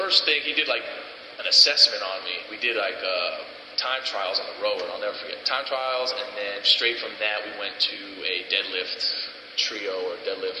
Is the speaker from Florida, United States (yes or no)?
yes; South Florida, United States; Growing up in South Florida, it's about 90 degrees all year round